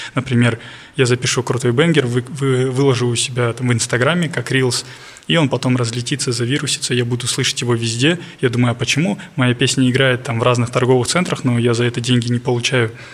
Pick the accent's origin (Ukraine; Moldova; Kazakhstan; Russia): Kazakhstan; Almaty; я с Алматы